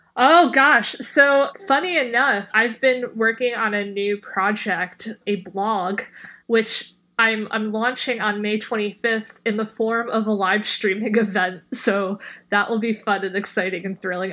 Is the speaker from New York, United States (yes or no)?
yes; New York City, New York, United States; I'm from Bay Ridge